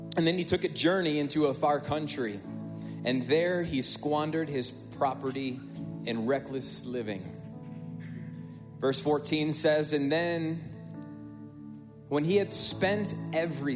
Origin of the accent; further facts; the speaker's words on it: Northwest Indiana, United States; We grew up in the Midwest, Northwest Indiana.